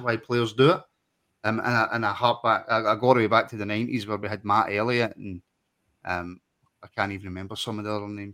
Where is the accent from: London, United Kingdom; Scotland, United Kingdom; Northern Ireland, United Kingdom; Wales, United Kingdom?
Scotland, United Kingdom; So I was born in Scotland, I was raised in Scotland. Um, therefore, I'm Scottish.